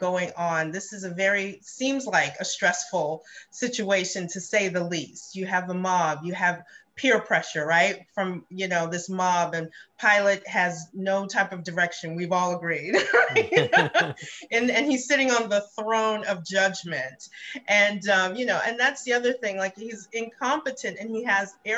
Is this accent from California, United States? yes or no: no; New York City, New York, United States; first language English; when I grew up in Brooklyn, I went to an Episcopalian school